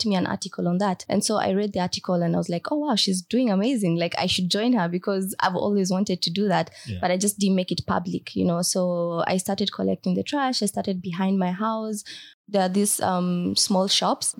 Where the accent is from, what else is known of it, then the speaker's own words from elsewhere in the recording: Marsabit County, Kenya; I grew up in Marsabit County